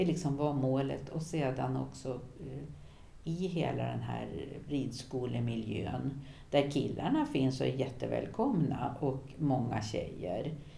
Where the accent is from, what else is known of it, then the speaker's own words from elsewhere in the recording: Härnösand, Västernorrland County, Sweden; Gamla Härnösand, där jag växte upp